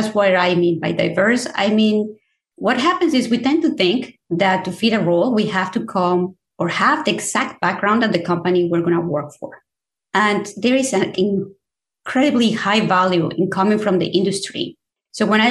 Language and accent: English; Mexico City, Mexico; moved away; I am originally from Mexico. I grew up in Mexico City.